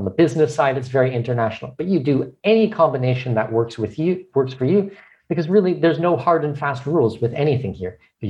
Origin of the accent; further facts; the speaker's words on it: Canada; now in Panama; I mean, I'm Canadian with Danish heritage.